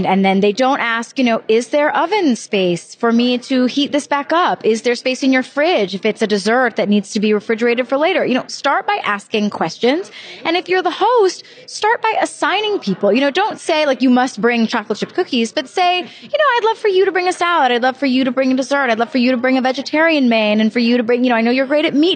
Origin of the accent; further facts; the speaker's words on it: Charleston, South Carolina, United States; moved away as an adult; now in New York City, United States; I am from Charleston